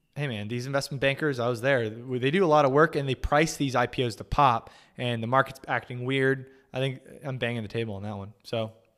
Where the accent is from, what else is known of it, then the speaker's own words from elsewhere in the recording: California, United States; moved away; I grew up in California